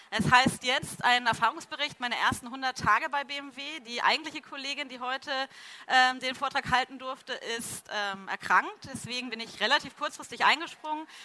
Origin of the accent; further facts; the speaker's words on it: Cologne, North Rhine-Westphalia, Germany; now in Munich, Germany; dass ich ja Kölsche Frohnatur bin, nämlich ursprünglich aus Köln komme und hier in München eigentlich ähm, so meine zweite Heimat gefunden hat.